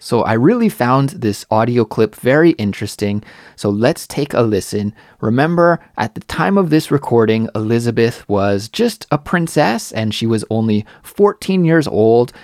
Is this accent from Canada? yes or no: yes; Canada; In my home country of Canada